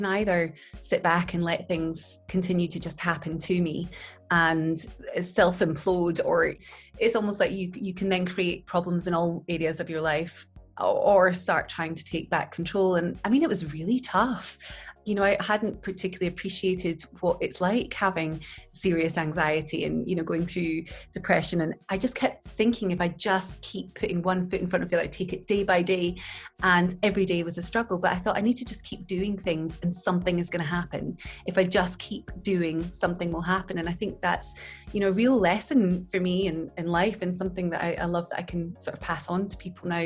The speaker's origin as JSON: {"language": "English", "town": "Glasgow", "region": "Scotland", "country": "United Kingdom", "tie": "born or raised there", "said": "I grew up in Glasgow in Scotland, and we grew up in a place called Kelvindale in a tenement flat"}